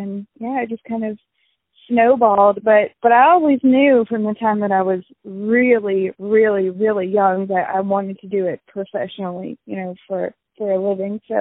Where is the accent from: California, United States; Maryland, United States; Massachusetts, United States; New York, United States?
California, United States; born there; Well, um, so I was born in California, um, and when I lived in California, I was back when I was still an only child.